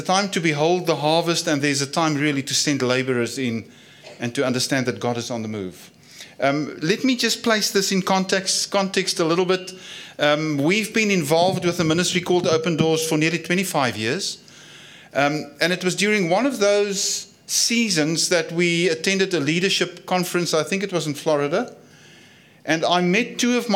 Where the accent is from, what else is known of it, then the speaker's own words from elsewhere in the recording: South Africa; accent: Afrikaans; my Afrikaans accent